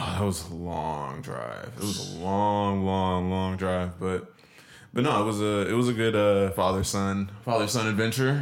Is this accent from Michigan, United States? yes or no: no; Washington, United States; moved away